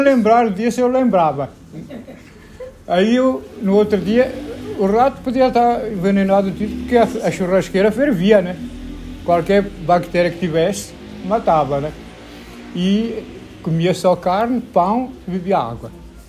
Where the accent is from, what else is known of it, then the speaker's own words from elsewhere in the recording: Portugal; moved away as an adult; now in Brazil; quando eu saí de Portugal com 20 anos, 22 anos